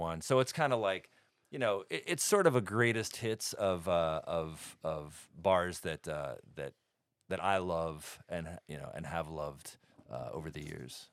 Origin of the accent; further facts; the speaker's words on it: New York City, New York, United States; moved away; I grew up in Brooklyn